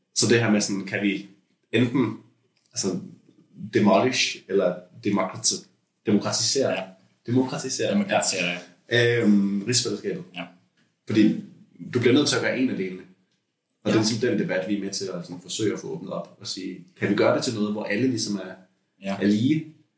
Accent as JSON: {"language": "Danish", "area": "Lolland", "region": "Zealand", "country": "Denmark", "tie": "born or raised there"}